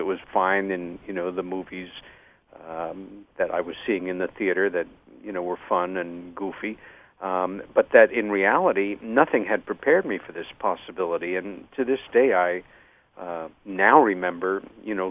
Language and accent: English; Long Island, New York, United States; my sister Helen and I had a sighting growing up on Long Island, New York, when I was 14